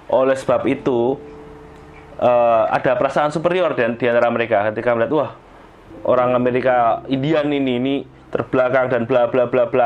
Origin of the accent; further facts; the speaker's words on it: Yogyakarta, Special Region of Yogyakarta, Indonesia; aku akan bicara bahwa aku adalah orang Yogyakarta, tempatnya aku lahir